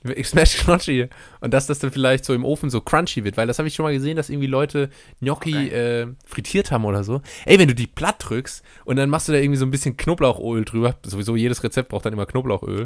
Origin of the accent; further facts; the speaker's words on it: Steinweiler, Rhineland-Palatinate, Germany; aus meinem Heimatdorf Steinweiler